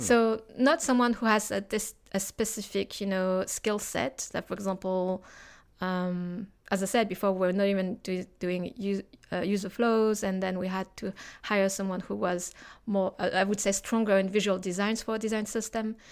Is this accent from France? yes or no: yes; France; moved away as an adult; also born or lived in Hong Kong / Osaka; now in London, United Kingdom; I'm originally from France, but I live in Hong Kong, Osaka, and now I've settled in London.